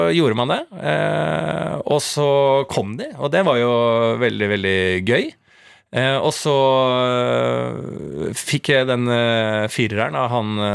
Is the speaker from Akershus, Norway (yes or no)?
yes; Bærum, Akershus, Norway; Bo hjemme mm. i, på Bærums Verk i blokka